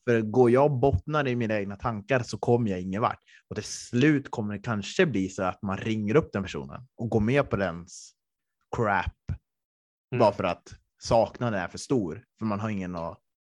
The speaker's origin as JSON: {"language": "Swedish", "town": "Östersund", "region": "Jämtland", "country": "Sweden", "moved": "yes", "said": "när jag bodde hemma i Östersund"}